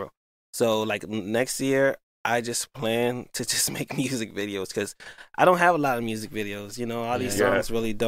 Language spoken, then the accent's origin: English; Utica, New York, United States; moved away as an adult; I'm from Utica, New York.